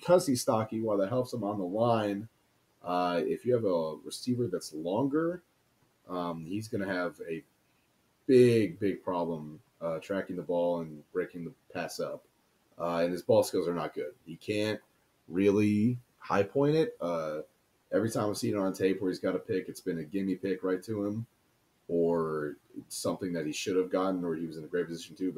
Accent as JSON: {"language": "English", "town": "Friendswood", "region": "Texas", "country": "United States", "tie": "born or raised there", "said": "my hometown of Friendswood, Texas"}